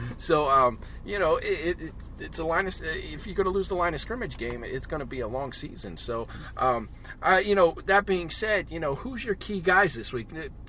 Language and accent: English; Philadelphia, Pennsylvania, United States; I'm from Philadelphia, so it's a hoagie guy.